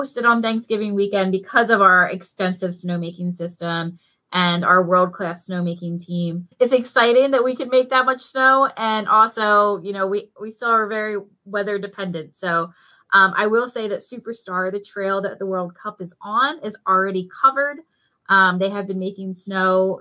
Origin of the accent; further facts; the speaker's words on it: New Jersey, United States; moved away; I'm originally from New Jersey